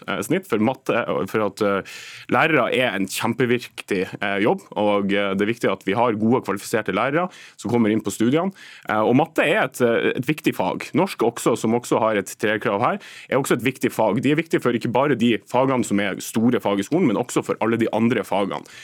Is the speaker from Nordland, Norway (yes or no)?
yes; Nordland, Norway; der jeg kommer fra Nordland